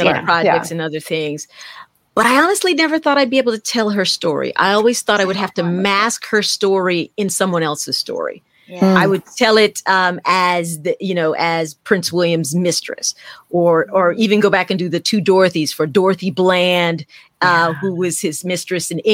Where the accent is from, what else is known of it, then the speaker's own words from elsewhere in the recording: Trinidad & Tobago; I'm Southern Trinidadian